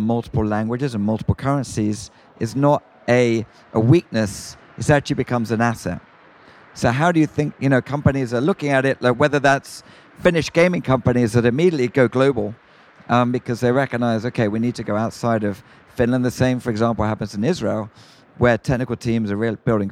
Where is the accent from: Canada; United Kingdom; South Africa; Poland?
United Kingdom; moved away as an adult; now in United States; as a Brit